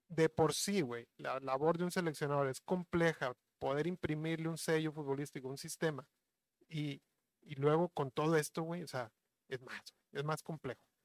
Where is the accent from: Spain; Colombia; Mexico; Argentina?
Mexico; sí tenemos cierta mentalidad, güey, este, como mexicanos